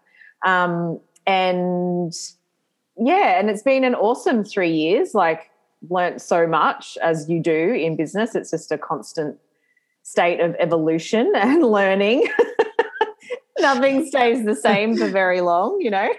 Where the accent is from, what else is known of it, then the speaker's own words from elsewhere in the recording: Lismore, New South Wales, Australia; I grew up in Lismore, which is like northern New South Wales